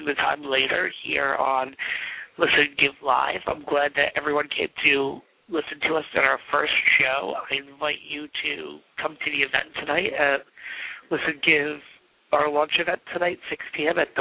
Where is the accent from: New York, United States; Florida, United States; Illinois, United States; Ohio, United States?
New York, United States; Port Chester; my hometown of Portchester, New York